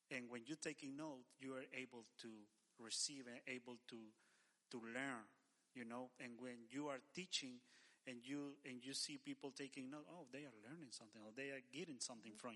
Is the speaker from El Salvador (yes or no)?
yes; El Salvador; moved away; I'm from El Salvador